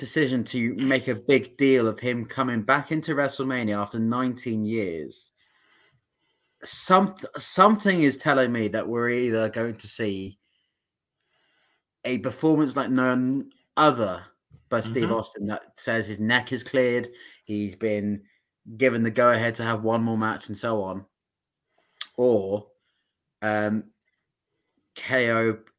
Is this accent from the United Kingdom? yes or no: yes; United Kingdom; I mean, we're British people. we can sleep.